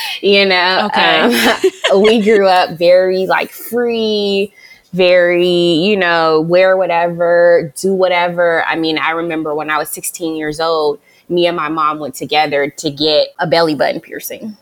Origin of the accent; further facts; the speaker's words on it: Las Vegas, Nevada, United States; moved away as an adult; also born or lived in Hampton, Virginia; I'm originally from Vegas